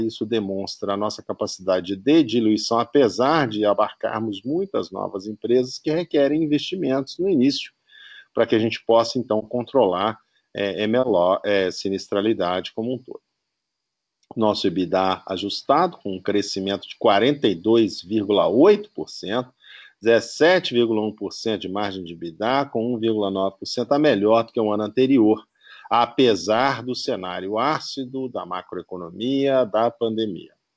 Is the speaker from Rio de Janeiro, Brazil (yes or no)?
no; Belo Horizonte, Minas Gerais, Brazil; sou mineiro e apaixonado pela capital. Uh, onde nasci